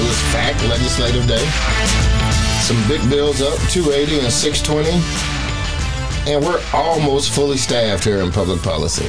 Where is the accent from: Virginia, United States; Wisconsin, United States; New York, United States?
Wisconsin, United States; moved away; I'm from Wisconsin, born and raised, and so I am a Packer fan.